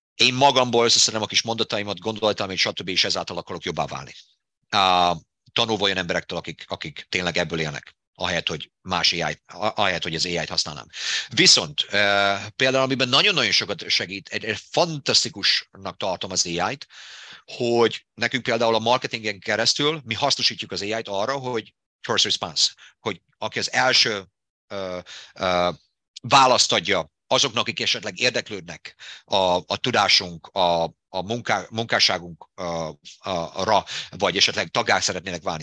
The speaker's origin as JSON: {"language": "Hungarian", "town": "Debrecen", "region": "Hajdú-Bihar", "country": "Hungary", "tie": "born or raised there", "accent": "Hungarian", "moved": "as an adult", "lives_now": "United States"}